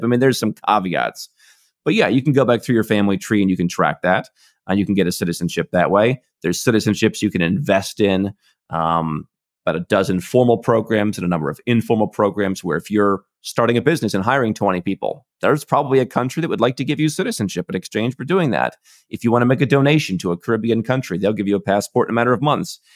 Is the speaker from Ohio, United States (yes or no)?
yes; Cleveland, Ohio, United States; moved away as an adult; I was born in Cleveland, Ohio in the U S